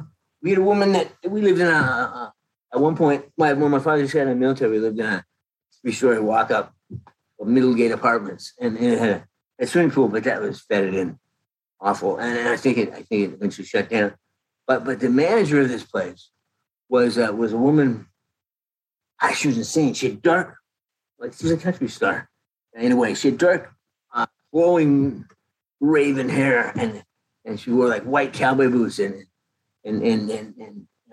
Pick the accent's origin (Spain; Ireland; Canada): Canada; moved away; I came from Canada in 1979.